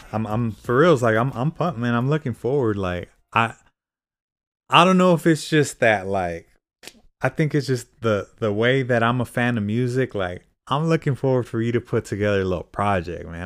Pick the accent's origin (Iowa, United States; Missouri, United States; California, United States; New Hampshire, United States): California, United States; Fresno; I'm from Fresno too